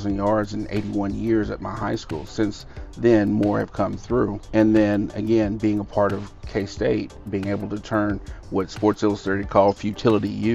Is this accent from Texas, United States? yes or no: yes; Denison, Texas, United States; I'm from Denison, Texas. Graduated from Denison High School in 1987